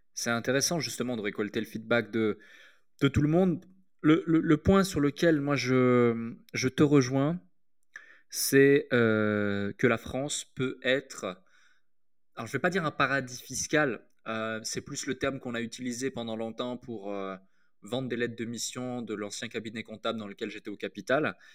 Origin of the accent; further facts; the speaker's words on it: Switzerland; moved away as an adult; also born or lived in United Kingdom; now in Dubai, United Arab Emirates; je suis suisse, j'ai grandi en Suisse